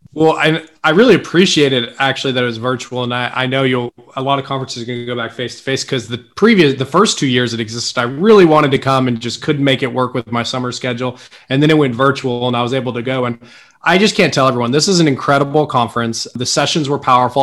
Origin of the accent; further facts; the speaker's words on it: Tulsa, Oklahoma, United States; i'm from tulsa